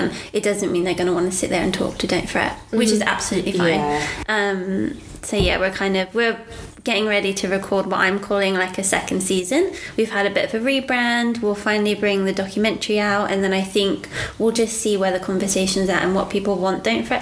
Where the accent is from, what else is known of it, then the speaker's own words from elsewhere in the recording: United Kingdom; now in Australia; we're British as well